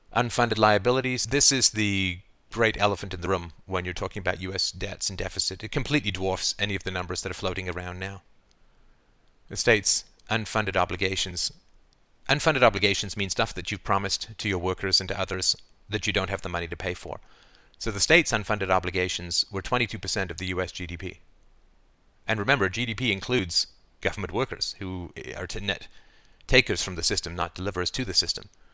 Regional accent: Canada; I say we as a Canadian

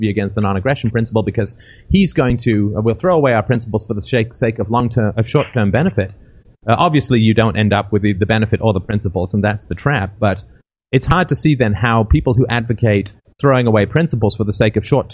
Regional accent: England, United Kingdom; I'm from England

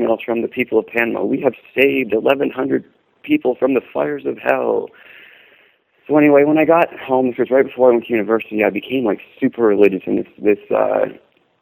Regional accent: Canada; Being from Canada

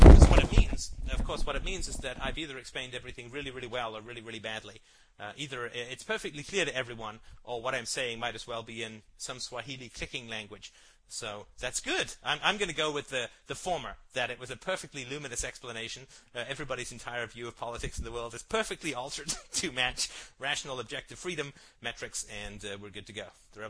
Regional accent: Ireland; born there; And I was born in Ireland and spent a lot of summers there.

